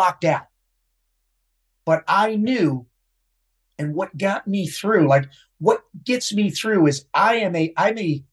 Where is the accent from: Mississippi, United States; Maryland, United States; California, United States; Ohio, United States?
Maryland, United States; Baltimore; A dumb Irish kid from Baltimore